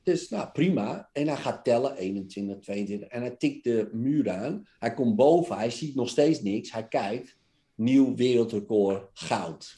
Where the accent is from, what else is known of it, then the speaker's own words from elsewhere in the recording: Netherlands; Wij zijn Nederlanders